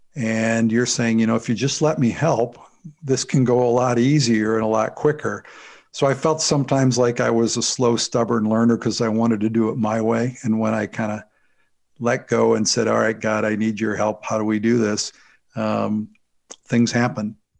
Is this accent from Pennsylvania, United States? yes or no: no; St. Louis, Missouri, United States; I was, uh, born and raised in the Saint Louis, Missouri area.